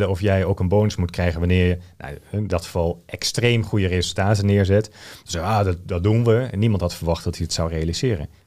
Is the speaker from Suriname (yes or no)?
no; Groningen, Netherlands; ik ben een Groninger, ja.